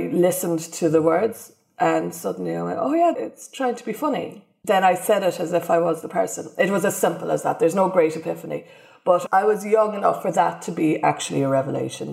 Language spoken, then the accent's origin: English; Ireland; now in United Kingdom; being an Irish immigrant